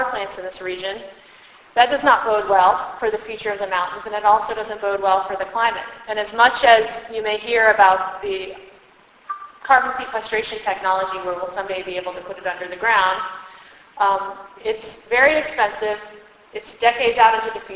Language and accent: English; Tennessee, United States; now in Virginia, United States; I grew up in Tennessee. I live in Virginia